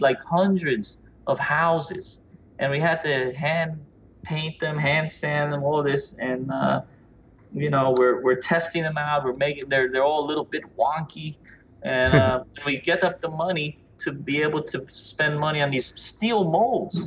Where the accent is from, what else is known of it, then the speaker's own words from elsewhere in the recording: New York, United States; growing up in New York in the 80s, 70s, 80s, 90s